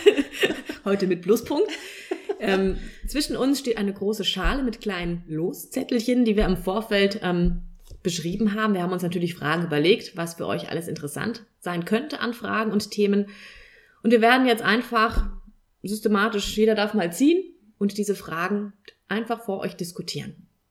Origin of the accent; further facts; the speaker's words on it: Kelkheim, Hesse, Germany; ich komme aus Kelkheim